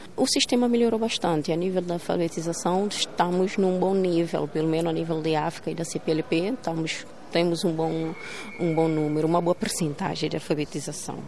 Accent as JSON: {"language": "Portuguese", "country": "São Tomé & Príncipe", "said": "português não é a nossa língua materna, mas, no entanto, ela continua a ser ensinada como se de uma língua materna se tratasse"}